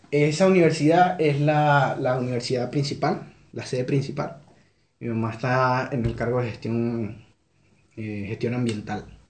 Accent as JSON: {"language": "Spanish", "town": "Carúpano", "region": "Sucre", "country": "Venezuela", "also_born_or_lived": "Monagas, Venezuela", "moved": "as an adult", "lives_now": "Chile", "said": "Yo, soy de Carúpano, pero en la actualidad vivía en, otro estado, en el estado Monagas"}